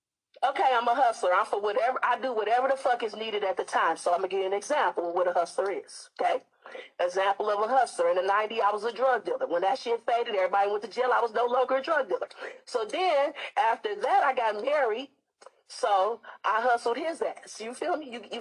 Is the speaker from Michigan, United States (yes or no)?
yes; Detroit, Michigan, United States; now in Seattle, United States; I'm calling you from Seattle, but I'm a Detroit native, baby. D-Town, what up, though?